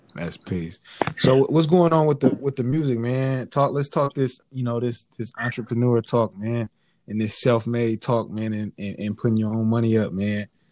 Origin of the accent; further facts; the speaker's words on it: California, United States; now in Kansas, United States; I'm from California